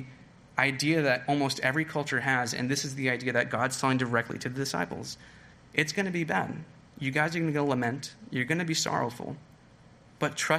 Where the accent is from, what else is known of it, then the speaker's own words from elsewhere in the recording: California, United States; moved away; I'm from California